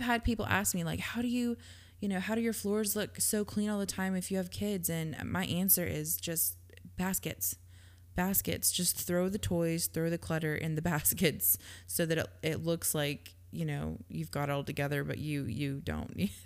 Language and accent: English; Georgia, United States; I grew up in Georgia